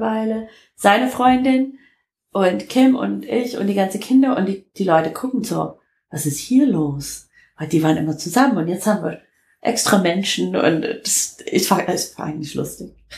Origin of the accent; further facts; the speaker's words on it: Detroit, Michigan, United States; German is a second language; moved away as an adult; now in Germany; Ich komme aus Detroit